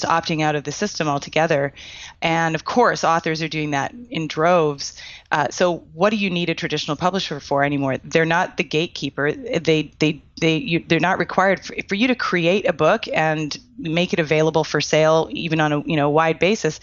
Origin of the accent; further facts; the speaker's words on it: Canada; I'm Canadian.